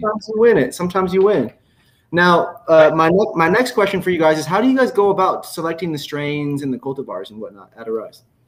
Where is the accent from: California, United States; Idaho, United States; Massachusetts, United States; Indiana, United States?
Indiana, United States; I grew up in Indiana. Even me growing up in Indiana